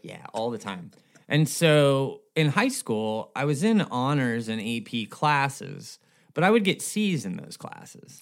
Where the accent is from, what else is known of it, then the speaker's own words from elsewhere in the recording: Escondido, California, United States; also born or lived in Minnesota / Bay Area / Huntington Beach; I was born in Minnesota, but grew up in Southern California